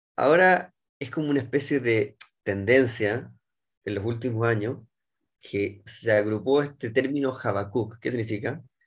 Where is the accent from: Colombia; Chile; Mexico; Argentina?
Chile; moved away as an adult; now in Israel; nacido y criado en Chile, abogado de profesión